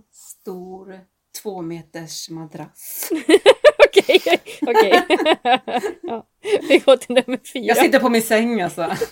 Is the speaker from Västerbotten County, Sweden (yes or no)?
no; Gothenburg, Västra Götaland, Sweden; also born or lived in Borås; Jag är riktig göteborgare.